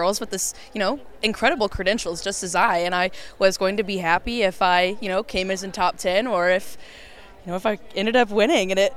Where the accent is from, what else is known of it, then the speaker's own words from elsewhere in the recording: Indiana, United States; this is my home state